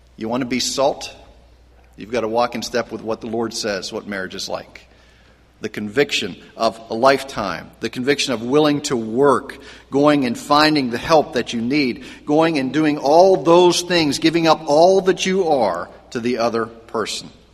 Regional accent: Pennsylvania, United States; I grew up in Pennsylvania, and there was the Meadows Racetrack

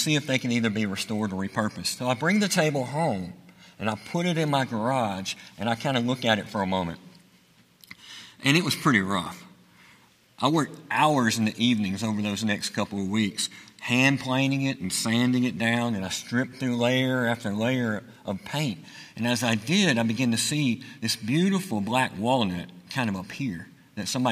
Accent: Chelsea, Alabama, United States; I am from Chelsea, Alabama

